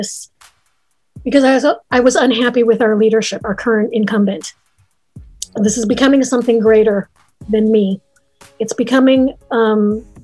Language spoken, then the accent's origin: English; Chicago, Illinois, United States; Chicago. I am an American. I was born in the States